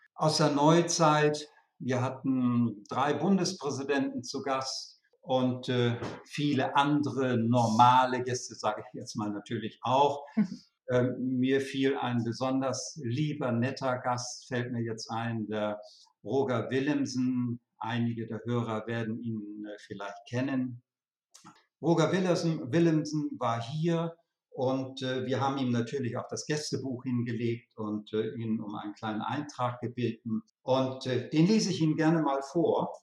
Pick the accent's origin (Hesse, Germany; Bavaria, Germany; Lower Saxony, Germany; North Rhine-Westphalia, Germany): Lower Saxony, Germany; Lüneburg Heath; moved away; also born or lived in Hamburg / Bad Reichenhall / Weimar; gebürtig in der Lüneburger Heide, und äh, meine Eltern hatten dort ein kleines Landhotel